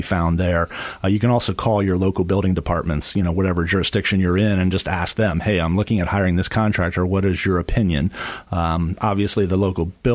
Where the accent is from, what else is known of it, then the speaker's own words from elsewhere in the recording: Pennsylvania, United States; moved away as an adult; now in Florida, United States; I'm not originally from Florida. I'm not a native to here. I'm originally from the Northeast, from Pennsylvania.